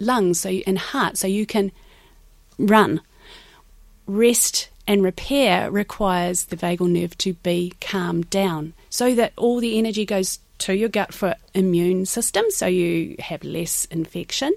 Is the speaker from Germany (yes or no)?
no; New Zealand; moved away as an adult; now in Ireland; I am from New Zealand